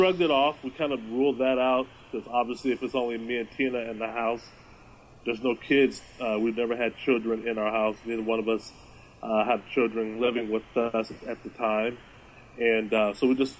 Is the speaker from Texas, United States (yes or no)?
yes; Austin, Texas, United States; moved away as an adult; now in Bothell, United States; I am from Texas. I'm from Austin.